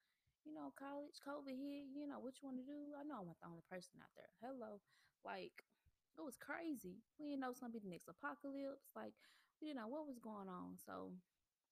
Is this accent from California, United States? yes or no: no; Memphis, Tennessee, United States; moved away as an adult; also born or lived in Mississippi; I'm originally from Memphis